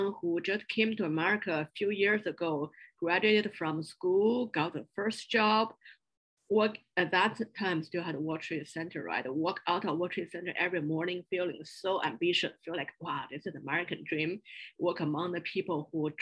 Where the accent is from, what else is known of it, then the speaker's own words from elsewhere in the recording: Beijing, China; English is a second language; moved away as an adult; also born or lived in small town near Shanghai / Chapel Hill; I grew up in China in a small town near Shanghai in southern part of China. Then after a few years in hometown with grandparents, then I moved to Beijing to join my parents and started all my school life there. So all my education are in Beijing.